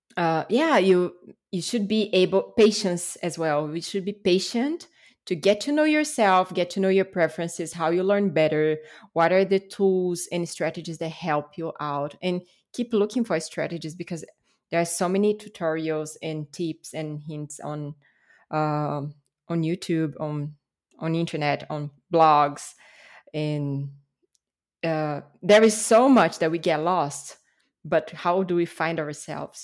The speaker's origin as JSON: {"language": "English", "town": "Brasília", "region": "Federal District", "country": "Brazil", "tie": "born or raised there", "second_language": "English", "moved": "yes", "said": "I was born and raised in Brasília, which is the capital of Brazil"}